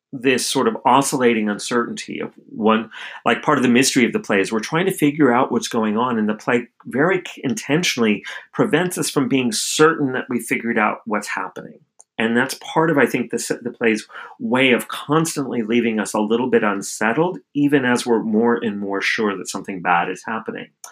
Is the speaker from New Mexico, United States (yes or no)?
yes; outside of Albuquerque, New Mexico, United States; my hometown outside of Albuquerque, New Mexico.